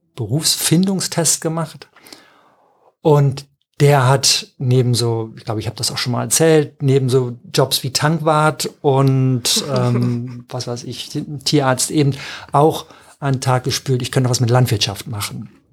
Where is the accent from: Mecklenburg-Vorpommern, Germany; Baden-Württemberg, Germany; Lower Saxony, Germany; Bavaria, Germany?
Lower Saxony, Germany; Emsland; ich bin im Emsland groß geworden, das ist sehr nah an Ostfriesland.